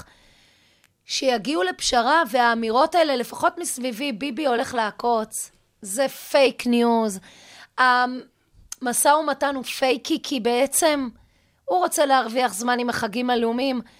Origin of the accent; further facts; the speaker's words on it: Lehavot Haviva, Haifa District, Israel; אני באה מקיבוץ להבות חביבה. אבי בניהו היה מטפלת שלי בגן הילדים